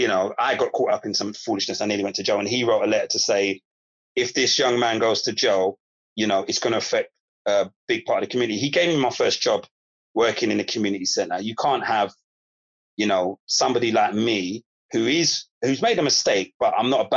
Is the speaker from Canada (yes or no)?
no; London, United Kingdom; I grew up in Broccoli. I grew up on an estate, a Turnham estate